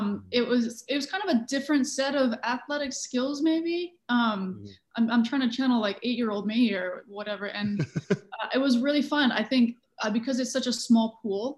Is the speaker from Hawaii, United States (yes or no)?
yes; Hawaii, United States; I grew up in Hawaii